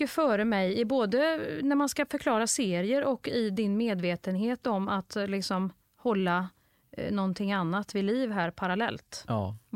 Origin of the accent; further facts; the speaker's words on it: Nacka, Stockholm County, Sweden; Jag är från Nacka. 40 plus.